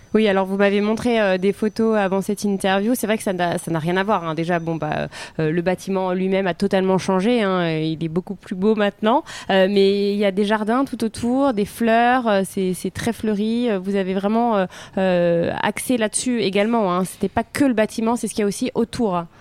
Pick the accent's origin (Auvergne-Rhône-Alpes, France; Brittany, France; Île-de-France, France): Auvergne-Rhône-Alpes, France; Lyon; je suis lyonnaise. d'origine.